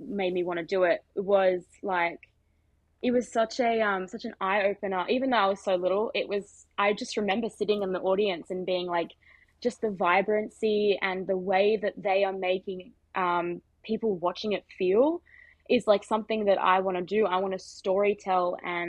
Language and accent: English; Central Coast, New South Wales, Australia; I grew up on the Central Coast.